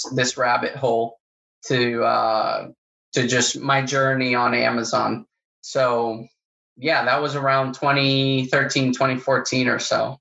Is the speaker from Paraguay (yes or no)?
yes; Paraguay; moved away as an adult; also born or lived in Oklahoma; now in Florida, United States; I grew up in South America, I grew up in Paraguay